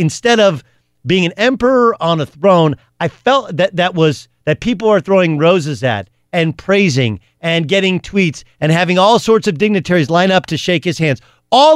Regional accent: Orange, California, United States; I grew up in City of Orange, which is as average a town as you're going to get in Southern California

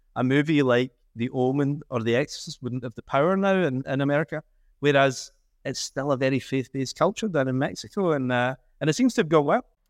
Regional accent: Scotland, United Kingdom; I'm a Scottish Catholic

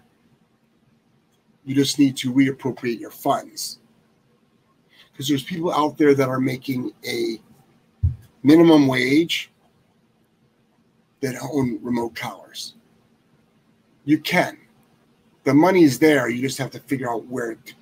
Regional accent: Lyndhurst, Ohio, United States; moved away as an adult; now in Rhode Island, United States; I'm originally from Lyndhurst, Ohio

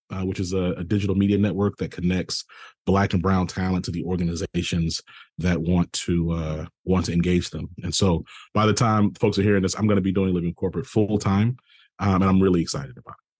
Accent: the South, United States; I'm from the South

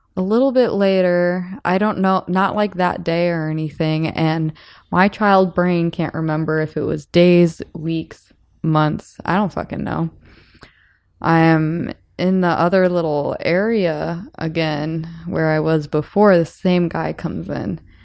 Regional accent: South Bend, Indiana, United States; I'm from South Bend, Indiana.

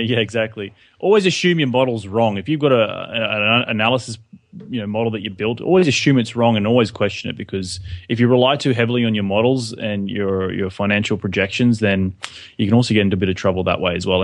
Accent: Australia; moved away as an adult; also born or lived in New York; now in Los Angeles, United States; we're English-speaking country

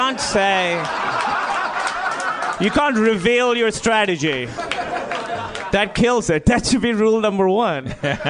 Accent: Pakistan; moved away; I grew up in Pakistan.

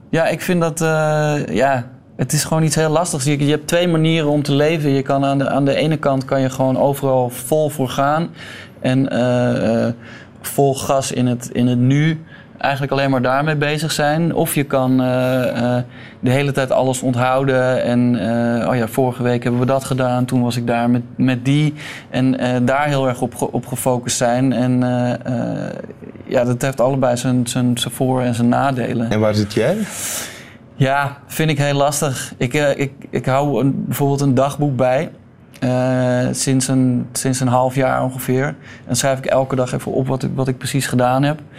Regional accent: Utrecht, Netherlands; vlakbij waar ik geboren ben. In, waar is dat? In Utrecht.

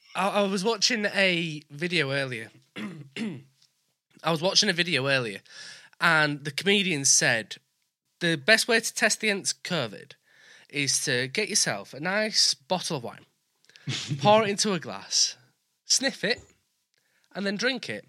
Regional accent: Leeds, Yorkshire and the Humber, United Kingdom; now in York, United Kingdom; I'm from Leeds. I live in York

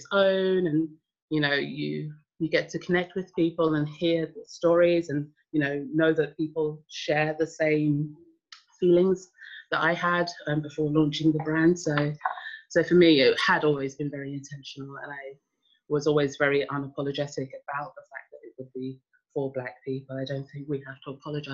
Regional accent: London, United Kingdom; moved away; also born or lived in Sweden; I grew up in Hackney in London

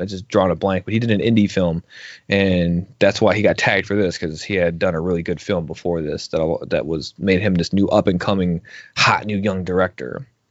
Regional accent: outside of Chicago, Illinois, United States; I grew up right outside outside of Chicago

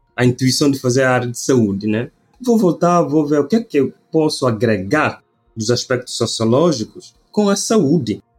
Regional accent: Bula, Cacheu, Guinea-Bissau; moved away as an adult; also born or lived in Bissau, Guinea-Bissau; now in Brazil; eu sou da Guiné-Bissau, África Ocidental. Eh, eu sou do norte do país, norte do país exatamente Bula, Nasci em Bula, depois de terminar ensino fundamental, fui para a capital, que é Bissau

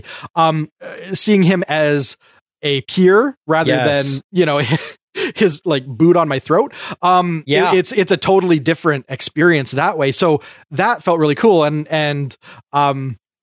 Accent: Canada; I'm a Canadian.

